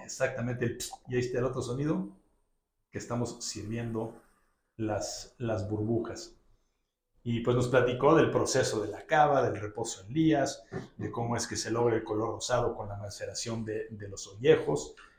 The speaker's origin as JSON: {"language": "Spanish", "country": "Mexico", "said": "nuestro querido país, pues los, lo celebran como si estuvieran aquí en México"}